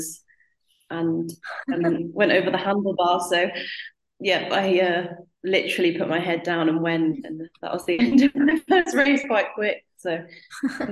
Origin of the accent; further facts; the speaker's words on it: North East England, United Kingdom; I lived in the northeast, and I joined a club called Cleveland Wheelers